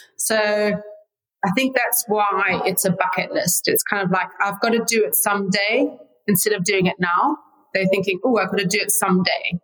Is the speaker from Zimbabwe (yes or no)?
yes; Zimbabwe; moved away as an adult; now in United States; I was born there and raised there until I was in my 20s. And yeah, living here very happily in the United States.